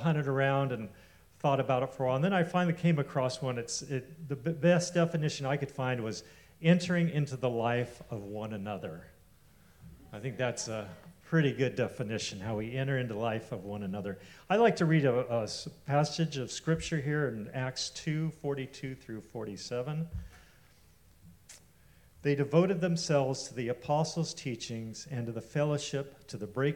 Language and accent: English; Eureka, California, United States; I grew up in Eureka, about 4 hours north of here